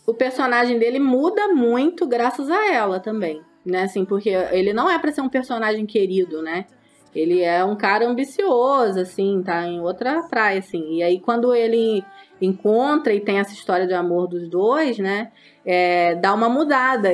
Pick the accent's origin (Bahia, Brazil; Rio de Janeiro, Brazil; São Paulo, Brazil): Rio de Janeiro, Brazil; Campos dos Goytacazes; now in Curitiba, Brazil; Eu sou nascida em Campos dos Goitacazes, né? Conterrânea aí de alguns aqui deste podcast